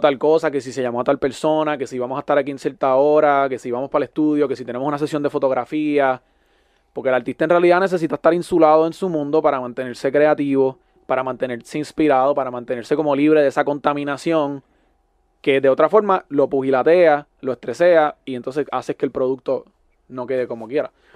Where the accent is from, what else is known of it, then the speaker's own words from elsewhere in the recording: Puerto Rico; moved away as an adult; now in Miami, United States; uno como puertorriqueño